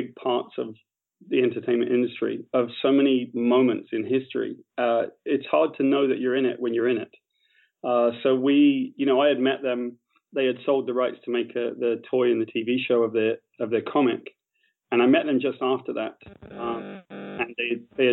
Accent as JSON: {"language": "English", "area": "West Country", "region": "South West England", "country": "United Kingdom", "tie": "born or raised there", "said": "I grew up in the West Country of Great Britain"}